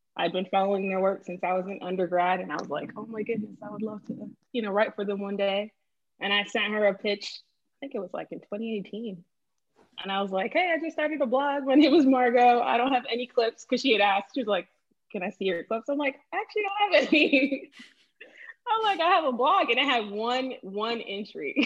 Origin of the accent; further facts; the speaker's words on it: Boston, Massachusetts, United States; moved away as an adult; also born or lived in Miami, Florida; now in Lisbon, Portugal; I'm originally from Boston, Massachusetts, was born in Miami, Florida. My parents are from Haiti